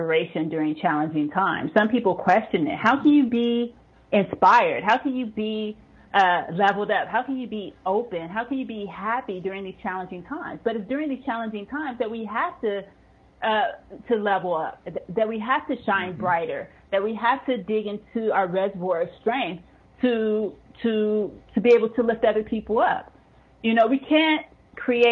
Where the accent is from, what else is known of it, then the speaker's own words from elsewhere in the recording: United States; now in Norway; I am an American living in Norway